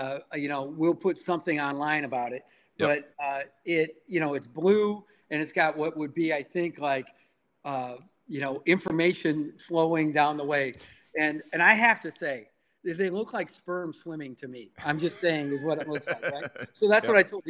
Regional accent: Midwest, United States; moved away as an adult; now in San Jose, United States; when I grew up in the Midwest

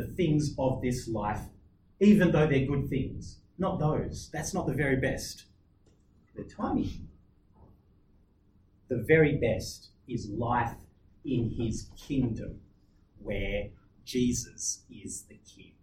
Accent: Australia; I'm an Aussie.

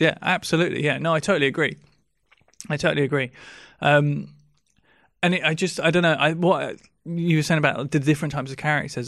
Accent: England, United Kingdom; we're English

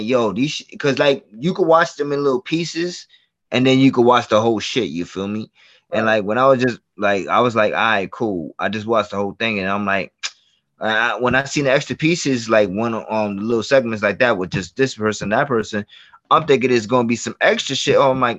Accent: New York City, New York, United States; as a New Yorker, you know what I'm saying, shout out to the BX and shout out to the Shaolin

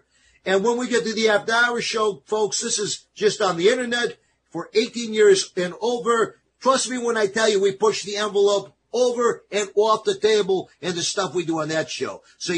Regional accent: East Coast, United States; we're Italians. I'm Italian from the East Coast.

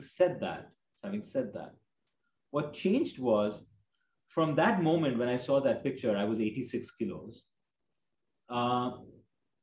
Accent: India; growing up in India

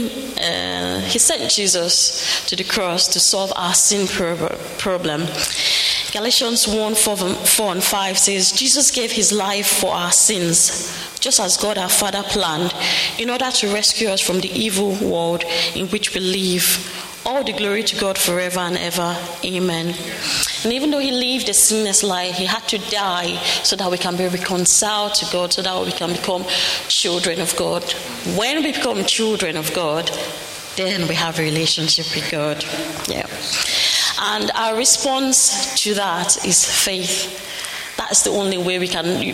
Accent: Nigeria; moved away; I'm from Nigeria

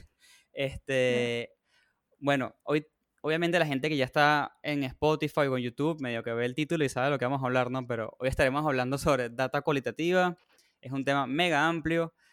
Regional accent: Venezuela; si sienten que yo lo argentino, no sé, la gente no sabe, pero yo soy de Venezuela también.

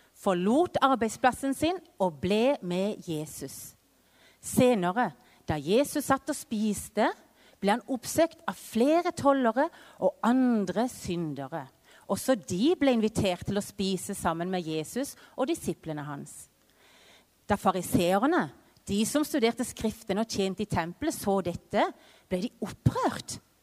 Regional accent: Vennesla, Agder, Norway; moved away as an adult; also born or lived in Mexico; now in Culiacán, Mexico; så er jeg jo født og oppvokst i Vennesla

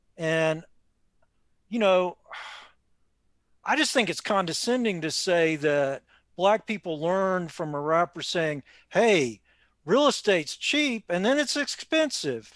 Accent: Raleigh, North Carolina, United States; moved away; My old friends back in Raleigh

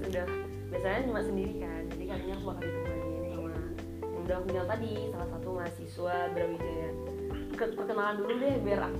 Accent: Pekanbaru, Riau, Indonesia; Dan nih kalau aku sendiri kan aku dari Pekanbaru ya aku dari Universitas Riau

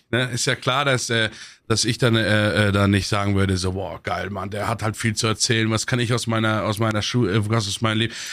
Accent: Munich, Bavaria, Germany; Ich komme aus Obermenzing, ne?

